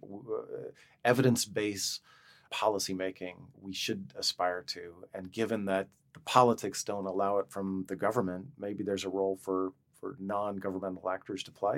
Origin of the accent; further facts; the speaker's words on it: Montana, United States; I grew up in Montana. You know, we're, we have a l, pretty strong libertarian streak in Montana.